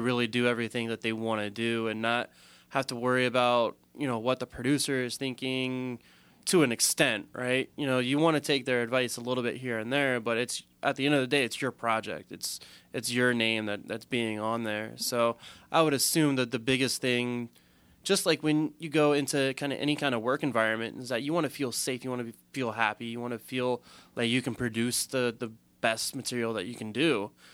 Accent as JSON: {"language": "English", "region": "Southern Maryland", "country": "United States", "said": "we're both from Southern Maryland"}